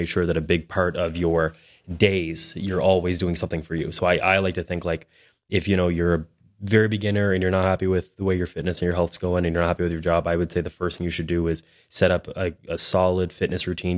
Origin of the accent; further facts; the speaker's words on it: Hampton, New Brunswick, Canada; also born or lived in Miramichi, New Brunswick / Moncton, New Brunswick; now in Fredericton, Canada; I'm from Hampton, New Brunswick. which is just, I spent the majority of my youth in Hampton